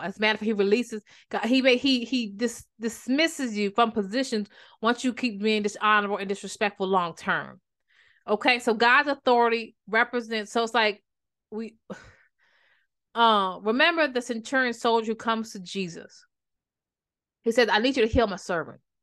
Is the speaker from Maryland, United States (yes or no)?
yes; Maryland, United States; I'm from Maryland